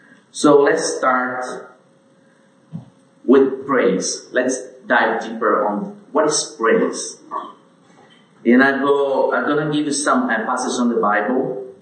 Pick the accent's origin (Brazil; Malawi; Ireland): Brazil; As everyone introduced me … from Brazil.